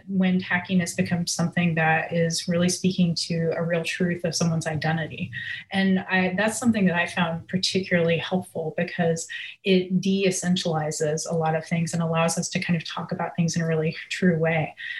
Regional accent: Nashville, Tennessee, United States; Because I'm originally from Nashville, I'd have to say like the kind of evolution of Nashville in the past few years has definitely been a little baffling to me.

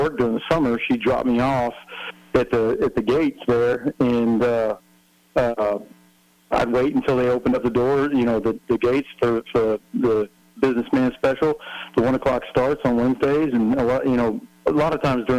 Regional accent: Santa Clara, California, United States; I grew up in Santa Clara, California, which is about 45 minutes south of San Francisco.

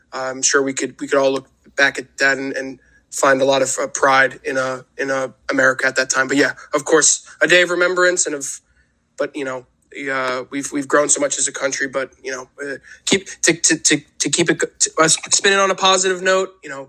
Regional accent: New Jersey, United States; I've lived in New Jersey. I grew up in New Jersey.

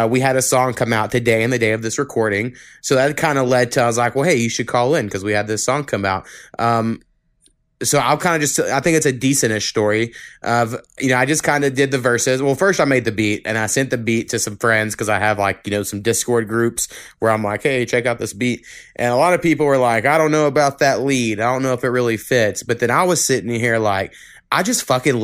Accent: Oklahoma, United States; where I grew up like 4 miles above the state line of Texas and Oklahoma.

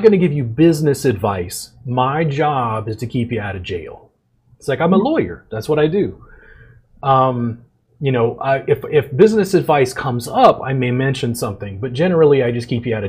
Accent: South Louisiana, United States; also born or lived in Central Texas; now in Texas, United States; I grew up in South Louisiana, and I live in Central Texas

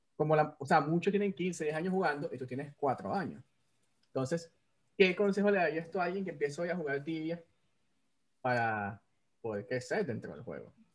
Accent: Venezuela; soy el único venezolano que no come ayacas

